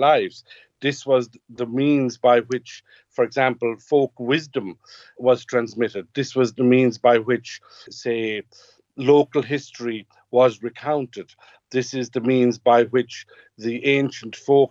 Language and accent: English; West Kerry, Munster, Ireland; growing up here in West Kerry and growing up in Gaeltacht